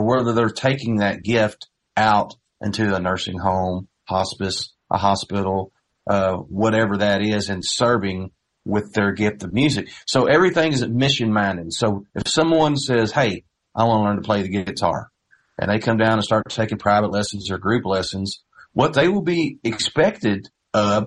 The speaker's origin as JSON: {"language": "English", "town": "Knoxville", "region": "Indiana", "country": "United States", "tie": "born or raised there", "said": "I grew up in Knoxville, just East Davis County, little farming community"}